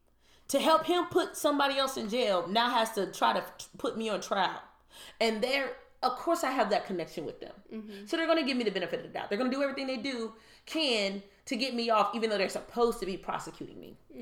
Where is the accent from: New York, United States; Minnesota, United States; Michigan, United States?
Michigan, United States; if you get a court decision in Michigan, I'll use my home state as an example.